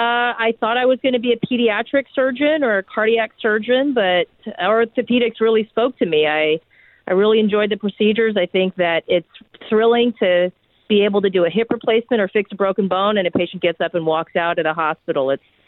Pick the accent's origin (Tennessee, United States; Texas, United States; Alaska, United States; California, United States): California, United States; Orange County, Southern; I'm a Southern California girl. I grew up in Orange County, so I'm thrilled to be back, in Los Angeles at Cedars. My parents immigrated from Taiwan in the late 70s